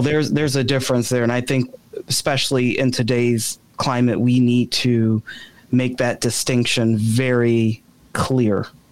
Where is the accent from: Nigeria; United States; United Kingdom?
United States; Chicago, Illinois; now in DuPage County, United States; I'm not a lifelong DuPage resident. I'm originally from the South Side of Chicago